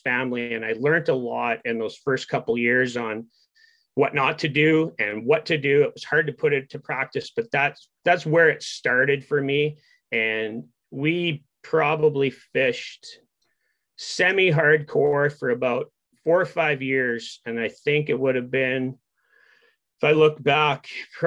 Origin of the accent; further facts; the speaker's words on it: near Dryden, Ontario, Canada; I was born and raised here. So where I live right now, I'm 20 minutes from Dryden, which is kind of our major center